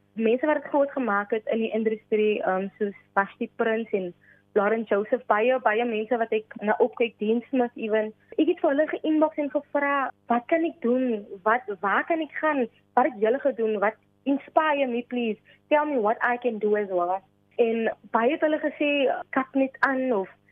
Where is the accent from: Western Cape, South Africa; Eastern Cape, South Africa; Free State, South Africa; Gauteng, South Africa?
Western Cape, South Africa; Kraaifontein; Ek is van Kraaifontein, woon en reis in Kraaifontein en ek woon tans nog steeds hier.